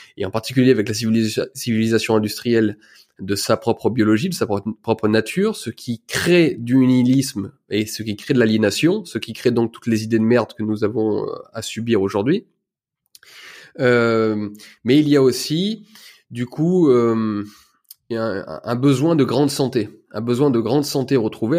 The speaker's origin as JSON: {"language": "French", "area": "Ardèche", "region": "Auvergne-Rhône-Alpes", "country": "France", "also_born_or_lived": "Lyon", "said": "Je viens d'Ardèche, une petite ville. j'ai fait mes études dans, à Tournon-sur-Rhône"}